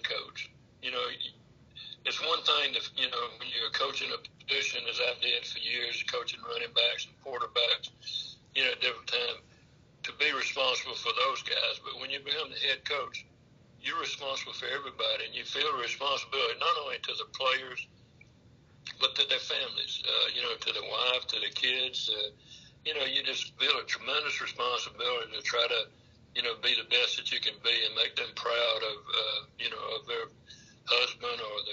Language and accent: English; Georgia, United States; growing up in Georgia, and I had a brother who went to Georgia Tech